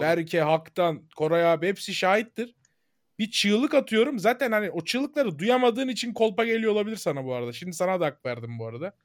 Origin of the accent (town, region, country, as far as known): Turkey